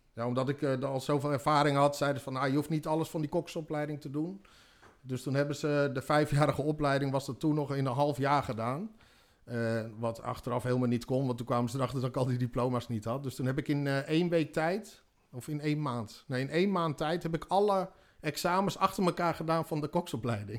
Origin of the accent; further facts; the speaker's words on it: Harderwijk, Gelderland, Netherlands; geboren in Harderwijk, 29 juni 1976